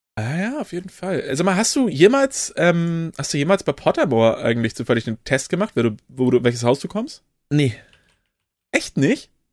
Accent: Kiel, Schleswig-Holstein, Germany; gebürtiger Kieler oder Kiel-Regioner

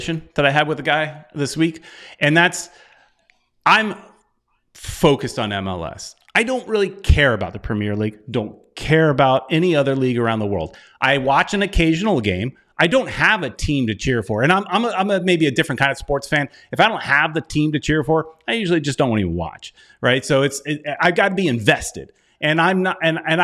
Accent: United States; I'm American

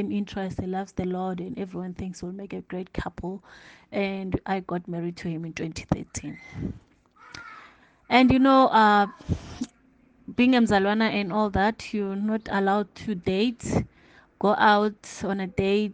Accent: Limpopo, South Africa; moved away as an adult; also born or lived in Johannesburg; I was born in Limpopo, grew up in Limpopo.

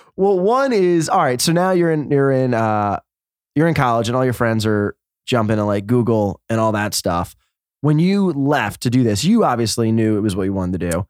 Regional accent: New York, United States; I'm from New York

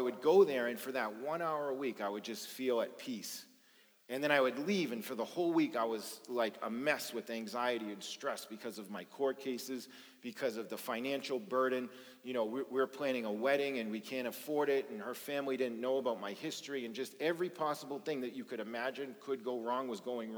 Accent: Boston, Massachusetts, United States; I grew up in South Boston at a time when it was really bad drugs and organized crime and just a lot of dysfunction

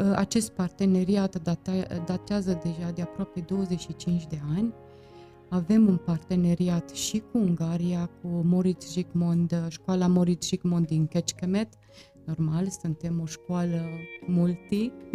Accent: Târgu Mureș, Mureș County, Romania; eu am copilărit aici, în Târgu Mureș

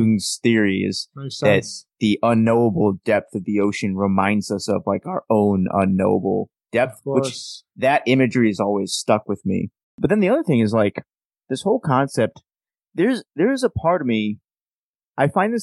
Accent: United States; As an American

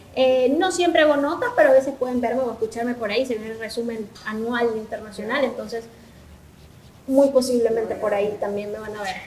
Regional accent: Venezuela; now in El Salvador; lo que puedo percibir como venezolana

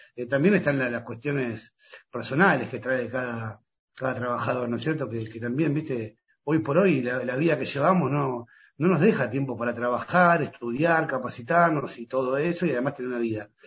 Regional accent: Pinamar, Buenos Aires Province, Argentina; yo soy de Pinamar

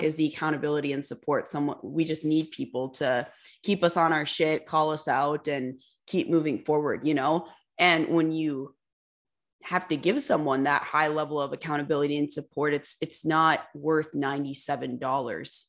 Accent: Minnesota, United States; moved away as an adult; also born or lived in Fargo; we're from Minnesota

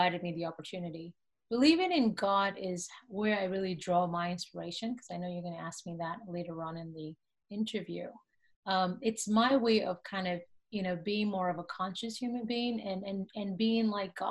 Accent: Nigeria; I grew up in Nigeria

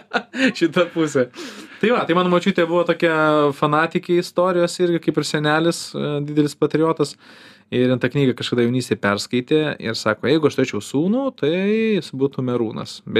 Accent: Kaunas, Kaunas County, Lithuania; kai augau Kaune centre

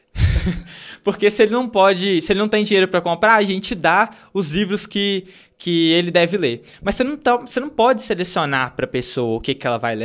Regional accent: Santa Bárbara do Leste, Minas Gerais, Brazil; Eu cresci na roça, Uhum. Então, sou de Santa Bárbara do Leste

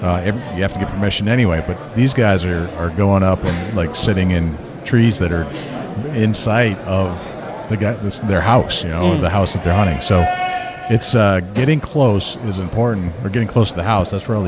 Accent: New Hampshire, United States; I'm from New Hampshire.

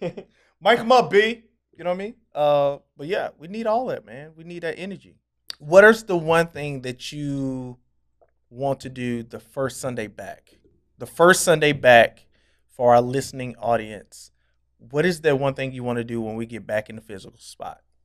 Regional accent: Nashville, Tennessee, United States

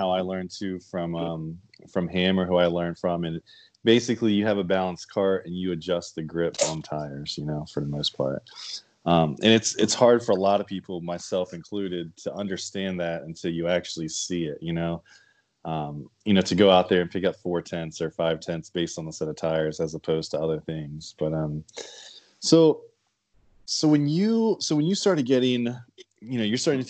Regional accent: Delaware, United States; I'm from Delaware

